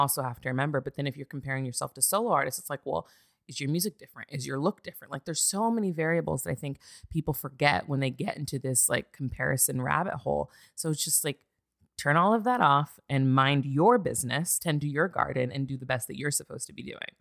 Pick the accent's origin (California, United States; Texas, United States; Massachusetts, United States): California, United States; Santa Barbara; moved away as an adult; also born or lived in Azusa, California; now in Los Angeles, United States; I'm originally from Santa Barbara, California